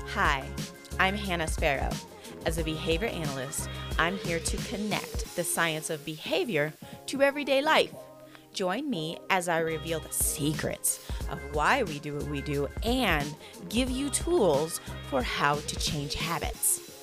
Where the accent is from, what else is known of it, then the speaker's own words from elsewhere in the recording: Senegal; now in United States; I grew up in Senegal, West Africa.